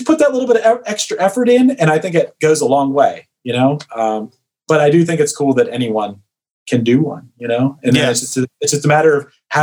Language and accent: English; Pittsburgh, Pennsylvania, United States; I'm from Pittsburgh